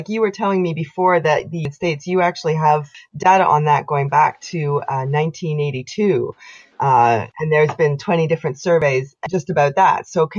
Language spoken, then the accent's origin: English; Canada; I am unapologetically Canadian.